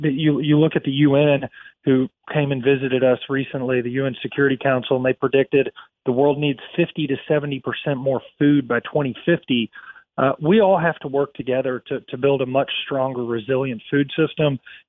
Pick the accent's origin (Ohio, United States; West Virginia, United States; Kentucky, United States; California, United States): Kentucky, United States; You know, I grew up in Kentucky in the middle part of the country